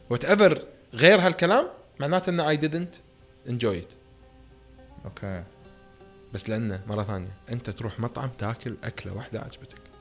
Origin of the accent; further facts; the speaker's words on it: Kuwait; انا ككويتي كمطور